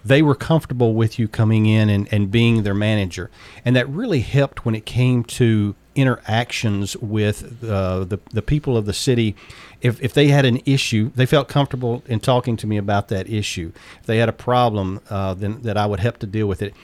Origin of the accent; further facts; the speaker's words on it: Waynesboro, Tennessee, United States; also born or lived in Alabama / Memphis, Tennessee; where I grew up. Was a little town called Waynesboro